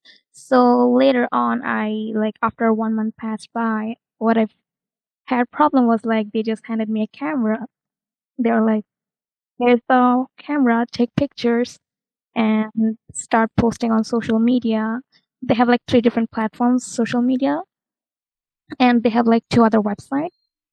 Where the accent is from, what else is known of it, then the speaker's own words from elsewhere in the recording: New York, United States; I'm a recent graduate student and I'm from US, New York.